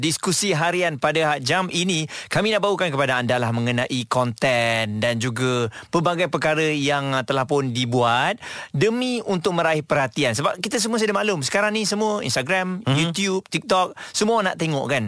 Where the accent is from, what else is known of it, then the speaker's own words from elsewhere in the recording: Malaysia; kita sebagai rakyat Malaysia